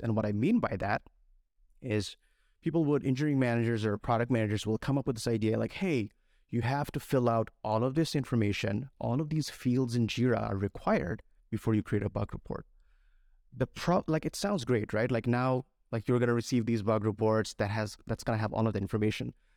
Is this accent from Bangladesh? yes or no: yes; Bangladesh; moved away as an adult; I was, uh, born and raised in Bangladesh, and a few years ago, I came here to study computer science.